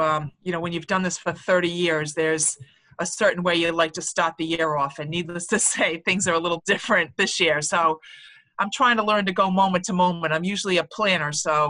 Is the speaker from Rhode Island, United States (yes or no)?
yes; Warwick, Rhode Island, United States; I grew up in Warwick, so, you know, Providence was 20 minutes, up the road in the city of Providence.